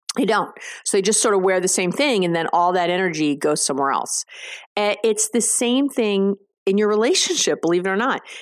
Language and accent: English; New York, United States; I'm a Jew from New York